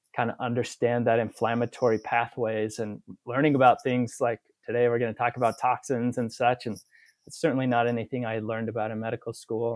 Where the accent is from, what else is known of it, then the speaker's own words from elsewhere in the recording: Utah, United States; also born or lived in Chicago / Texas; I'm from Utah